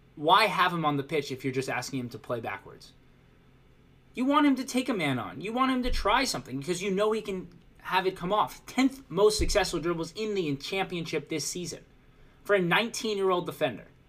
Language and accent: English; United States; As an American myself